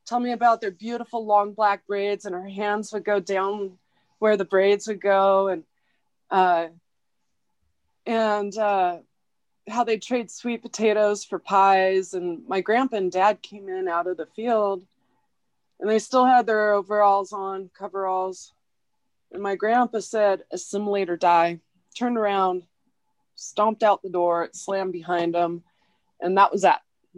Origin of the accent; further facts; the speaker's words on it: Oregon, United States; I'm from Oregon. Like, I'm from there.